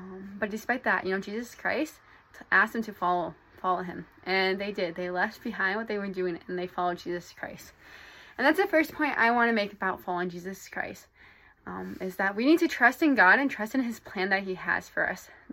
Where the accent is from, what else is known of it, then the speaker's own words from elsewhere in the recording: Iowa, United States; moved away as an adult; now in Provo, United States; I'm from Iowa, but right now I'm currently in Provo, Utah